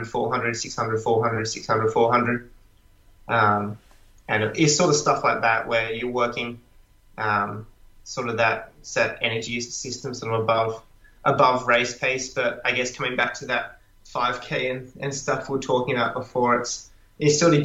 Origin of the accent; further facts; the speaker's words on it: Australia; as an Australian guy